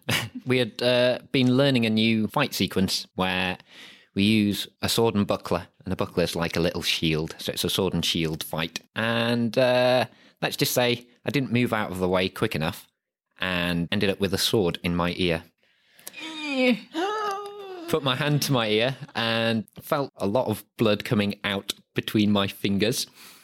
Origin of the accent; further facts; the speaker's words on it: Harrogate, Yorkshire and the Humber, United Kingdom; I was born and raised in Harrogate.